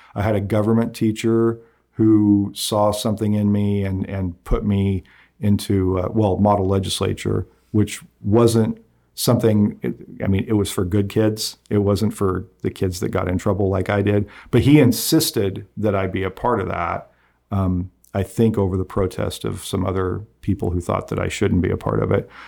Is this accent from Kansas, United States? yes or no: yes; Nickerson, Kansas, United States; also born or lived in Wickenburg, Arizona; for all of my, uh, years in childhood, I, I grew up in Nickerson.